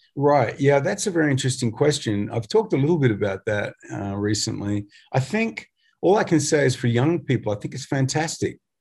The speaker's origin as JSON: {"language": "English", "country": "Australia", "said": "we're from Australia"}